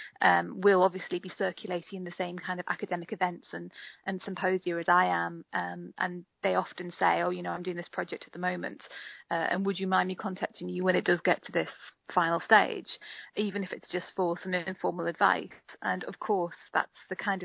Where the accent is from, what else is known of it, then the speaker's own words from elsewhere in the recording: Newcastle upon Tyne, North East England, United Kingdom; now in Brighton, United Kingdom; I'm from Newcastle originally